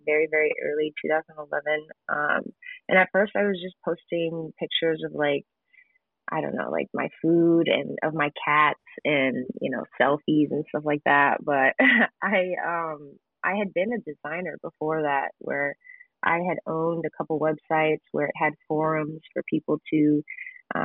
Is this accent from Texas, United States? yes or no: no; Gurnee, Illinois, United States; I grew up in Gurnee, Illinois, which is the suburbs of Chicago.